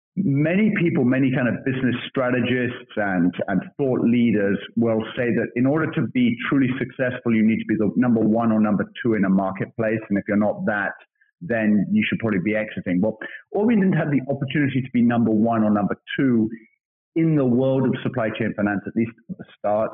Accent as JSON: {"language": "English", "town": "Birmingham", "region": "West Midlands", "country": "United Kingdom", "tie": "born or raised there", "also_born_or_lived": "London / Australia / Japan", "moved": "as an adult", "said": "I'm a Brit. I uh, have, uh, have uh, spent, uh, I was, grew up in Birmingham."}